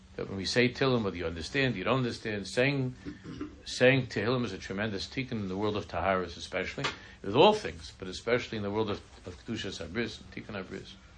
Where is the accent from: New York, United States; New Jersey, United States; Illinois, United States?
New York, United States; New York City; I'm from Queens